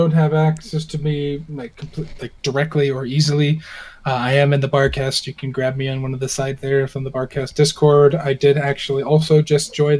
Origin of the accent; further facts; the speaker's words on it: Texas, United States; I grew up in Texas, and yes, before you ask, I did raise farm animals